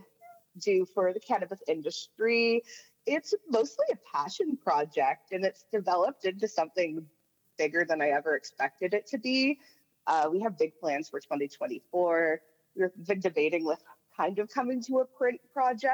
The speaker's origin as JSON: {"language": "English", "region": "New Brunswick", "country": "Canada", "said": "I'm from New Brunswick. I live just outside of the city of Moncton"}